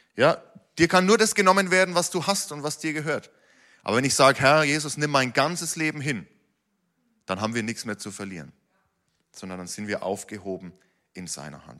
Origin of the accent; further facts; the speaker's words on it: Germany; als Deutsche